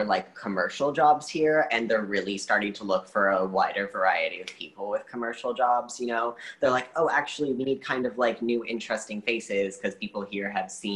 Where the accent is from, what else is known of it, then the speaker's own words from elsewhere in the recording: Portland, Oregon, United States; moved away as an adult; mixed kid growing up in Portland, Oregon